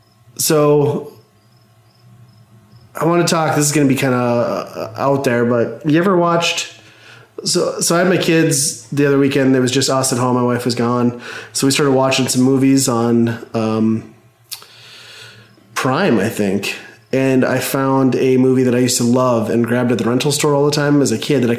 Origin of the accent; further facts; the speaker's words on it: Midwest, United States; When I was a kid, growing up in the Midwest in a small town, like 1,200 people